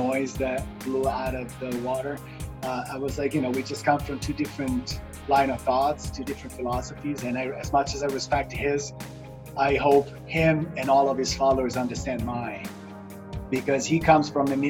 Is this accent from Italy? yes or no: yes; Italy; moved away; also born or lived in Miami / New York; I was born and raised in Italy. I came to Miami